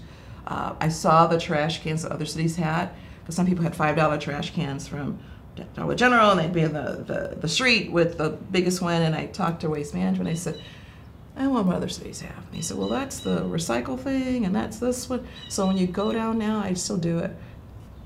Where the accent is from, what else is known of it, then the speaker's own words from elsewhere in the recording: Thornhill Drive, Ohio, United States; also born or lived in Deep South; I grew up on Thornhill Drive